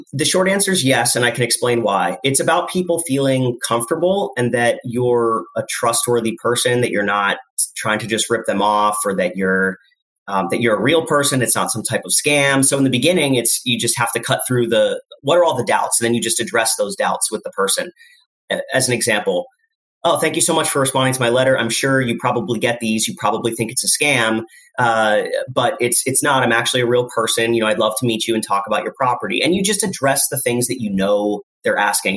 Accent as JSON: {"language": "English", "area": "Lehigh Valley", "region": "Pennsylvania", "country": "United States", "tie": "born or raised there", "said": "I was born in the Lehigh Valley"}